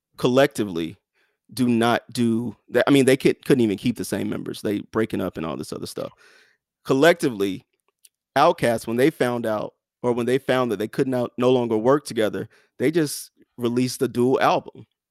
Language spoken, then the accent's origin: English; the South, United States; I'm from the South